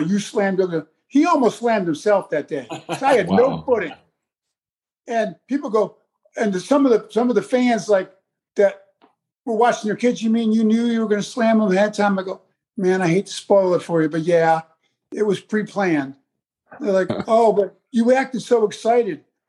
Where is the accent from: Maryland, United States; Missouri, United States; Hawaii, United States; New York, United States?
New York, United States; I'm not from Texas. I'm a New York boy